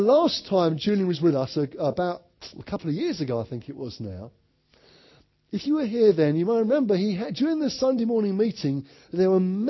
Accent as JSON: {"language": "English", "town": "Orpington", "region": "London", "country": "United Kingdom", "said": "I'm from Orpington in Kent"}